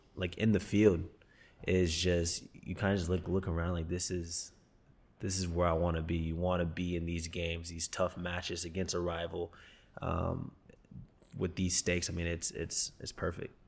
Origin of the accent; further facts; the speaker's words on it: Texas, United States; moved away; I grew up in Texas where American football was huge